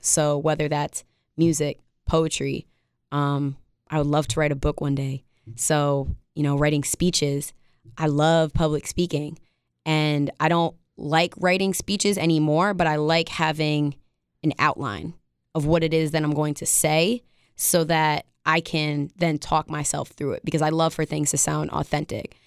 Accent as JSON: {"language": "English", "region": "upstate New York", "country": "United States", "said": "I'm from upstate New York"}